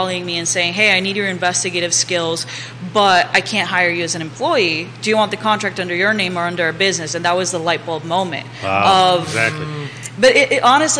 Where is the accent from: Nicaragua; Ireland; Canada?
Nicaragua; now in Charlottesville, United States; I'm originally from Nicaragua